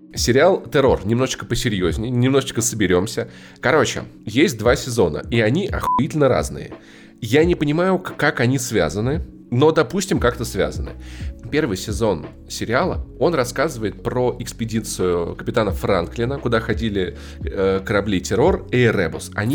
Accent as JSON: {"language": "Russian", "town": "Voronezh", "region": "Voronezh Oblast", "country": "Russia", "said": "Я воронежец"}